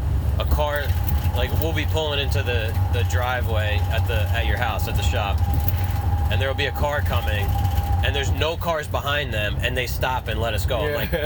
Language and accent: English; New Jersey, United States